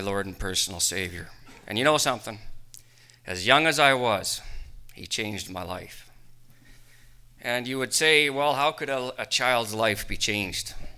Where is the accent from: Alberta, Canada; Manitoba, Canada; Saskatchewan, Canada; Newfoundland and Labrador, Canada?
Saskatchewan, Canada; Rocanville; I left my hometown of Rocanville